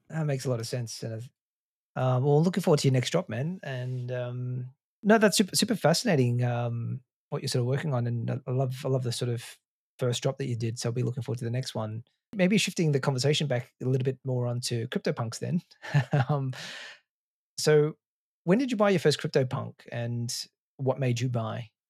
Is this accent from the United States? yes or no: no; Melbourne, Victoria, Australia; I grew up in Australia, in Melbourne.